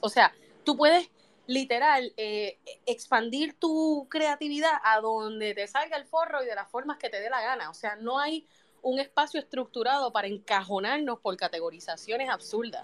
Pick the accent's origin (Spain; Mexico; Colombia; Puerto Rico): Puerto Rico; yo soy boricua